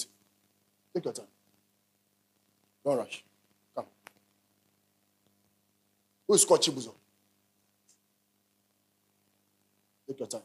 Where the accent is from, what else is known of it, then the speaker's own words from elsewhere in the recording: Ghana; I'm a Ghanaian.